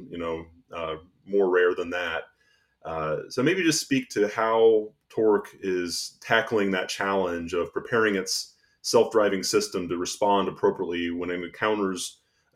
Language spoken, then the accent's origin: English; Midwest, United States; now in East Coast, United States; Growing up in the Midwest and also now living on the East Coast